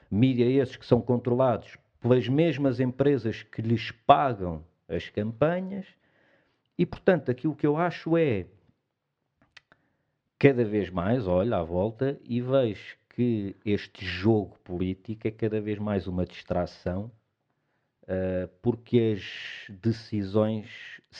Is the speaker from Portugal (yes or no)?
yes; Portugal; eu estava a dizer que somos um bocadinho assim, acho como portugueses.